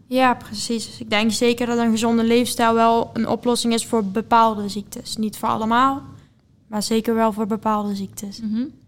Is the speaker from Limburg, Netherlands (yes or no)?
yes; Venlo, Limburg, Netherlands; 20 jaar en ik kom uit Venlo